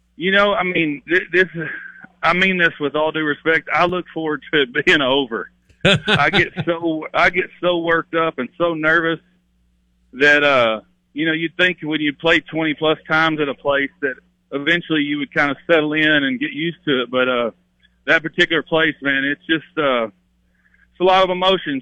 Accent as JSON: {"language": "English", "town": "Kennett", "region": "Missouri", "country": "United States", "tie": "born or raised there", "moved": "as an adult", "lives_now": "Nashville area, United States", "said": "I grew up, like I said, you know, really close to Arkansas and Tennessee"}